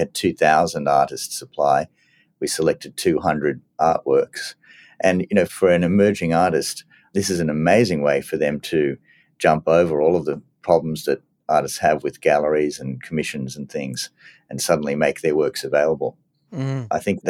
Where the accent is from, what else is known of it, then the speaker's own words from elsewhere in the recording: New York, United States; born there; I was born in New York. I had my bar mitzvah in New York. And I love New York.